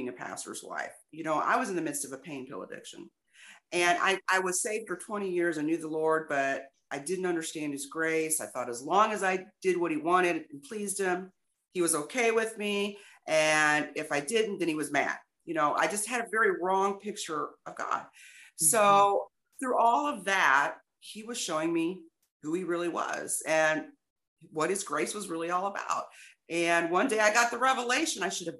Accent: Illinois, United States; moved away as an adult; also born or lived in East St. Louis; now in Texas, United States; I'm from Illinois.

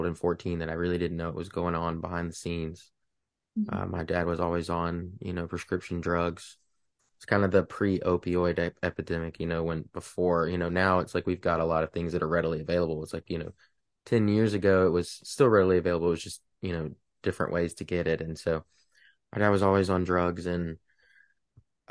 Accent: Sulphur, Louisiana, United States; moved away as an adult; now in Matthews, United States; I'm from Southwest Louisiana, about an hour from the Gulf, about an hour from Texas, so from a little town called Sulphur, Louisiana

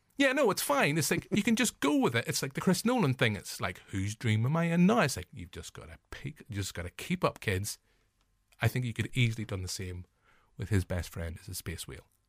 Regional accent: Northern Irish, Northern Ireland, United Kingdom; as Northern Irish forty-year-old male

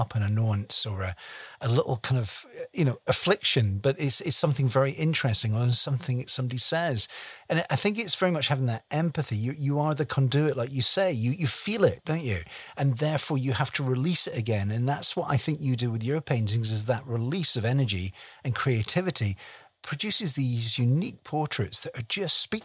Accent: United Kingdom; being a Brit

